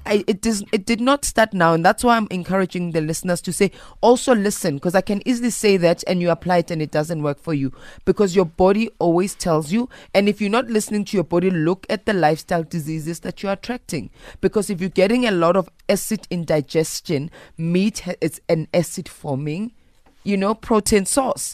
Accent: South Africa; I'm a South African woman

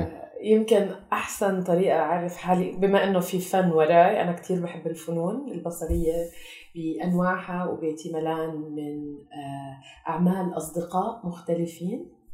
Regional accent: Kuwait; moved away as an adult; also born or lived in Tulkarm, Palestine; now in Amman, Jordan; انا آه، خلقت وربيت بالكويت فهويتنا كانت فلسطينيه

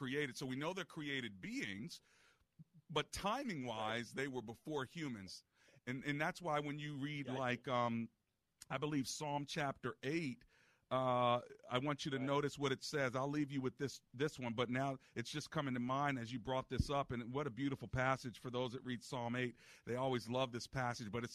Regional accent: Hyattsville, Maryland, United States; I grew up in Hyattsville for a while

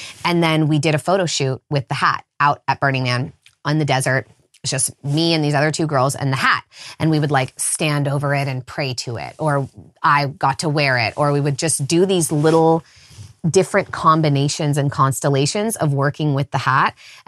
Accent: California, United States; I grew up in the Redwood Forest, so a very enchanted place in general. Lots of rivers and spending time wild and feral and naked outside as a kid.

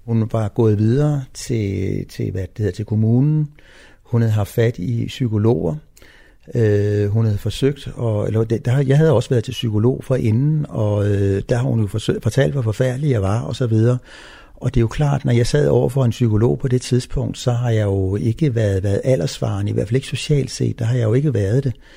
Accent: Copenhagen, Capital Region of Denmark, Denmark; Jeg er født i København

